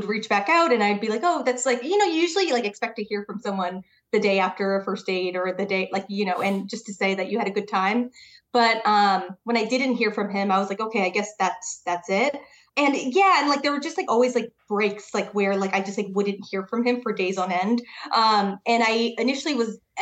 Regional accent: Connecticut, United States; now in New York City, United States; I'm from Connecticut. So like an hour outside the city

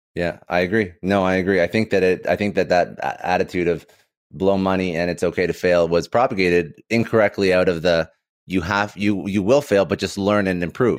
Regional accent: Canada; also born or lived in Toronto; I'm Canadian

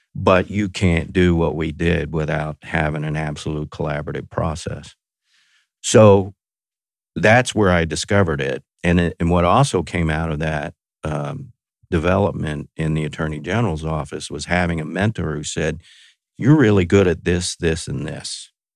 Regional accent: Texas, United States; I grew up in Texas

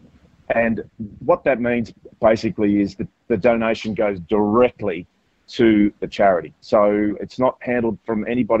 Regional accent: Melbourne, Victoria, Australia; now in Sydney, Australia; I grew up in Melbourne

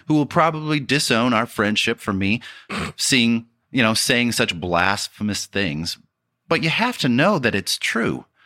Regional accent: Detroit, Michigan, United States; growing up in Detroit

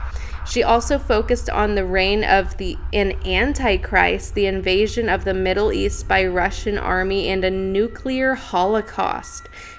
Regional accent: Philippines; I know this is real, like I'm from the Philippines, like this is a real

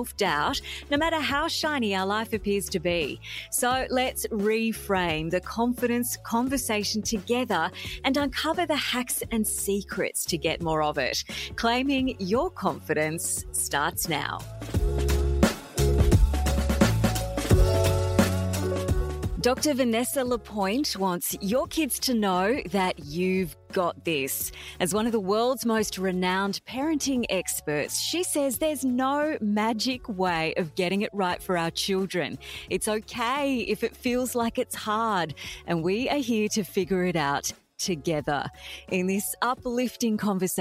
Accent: Brisbane, Queensland, Australia; You knew I was from Australia, but you didn't know I was from Brisbane.

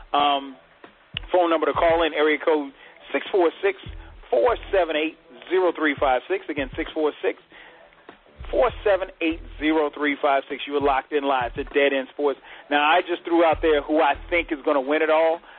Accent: South Carolina, United States; Even though I grew up in South Carolina

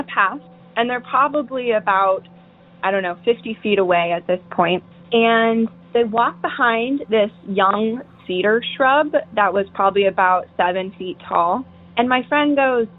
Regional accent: Tacoma, Washington, United States; I'm calling from Tacoma, Washington

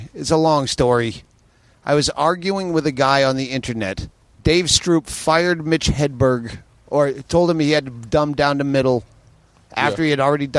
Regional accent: Worcester, Massachusetts, United States; moved away as an adult; also born or lived in Las Vegas / Phoenix; now in Los Angeles, United States; I left Massachusetts. I was never a Boston guy. I grew up in Worcester, and I left as soon as I was old enough to leave. I started in Vegas, moved to Phoenix, and then I just lived out of my car.

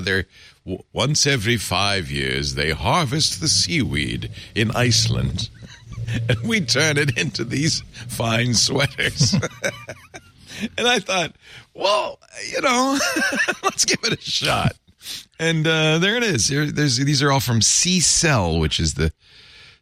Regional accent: New England, United States; I grew up in New England

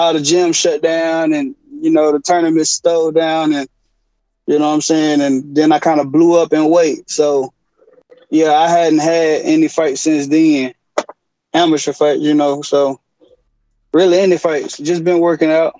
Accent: Dallas, Texas, United States; I'm from Oak Cliff, man. I'm from, Oak Cliff, Singing Hills, Highland Hills, you know. And I live a little bit everywhere in Dallas, but that's where I'm originally from

